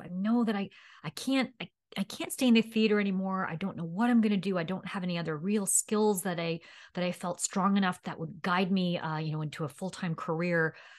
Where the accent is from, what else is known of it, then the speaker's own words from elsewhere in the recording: New York City, New York, United States; moved away as an adult; now in Seattle, United States; I grew up in New York City